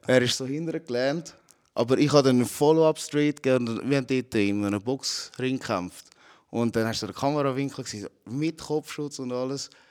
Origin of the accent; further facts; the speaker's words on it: Zurich, Switzerland; also born or lived in Philippines / Altstetten; ich bin auf den Philippinen geboren, aber mit sechs Monaten äh, bin ich mit der Mutter da gekommen und mein Vater war halt schon da am Arbeiten. Gewesen. Und da aufgewachsen in Zürich. Friesenberg.